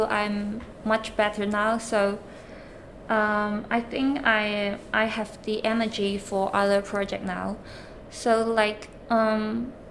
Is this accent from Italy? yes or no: no; China; now in London, United Kingdom; I am an outsider from China, when I come into London